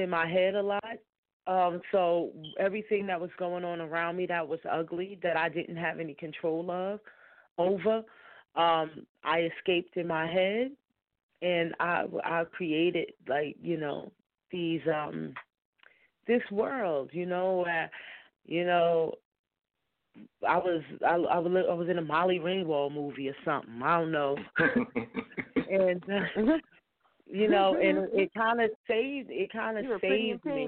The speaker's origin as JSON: {"language": "English", "town": "Newark", "region": "New Jersey", "country": "United States", "tie": "born or raised there", "said": "growing up in Newark, I had a lot of experiences, some ugly, some good"}